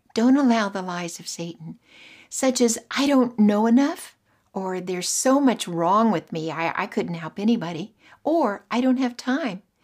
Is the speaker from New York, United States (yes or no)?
no; Oklahoma, United States; moved away as an adult; also born or lived in Australia; I was from Oklahoma, married a man, moved to Australia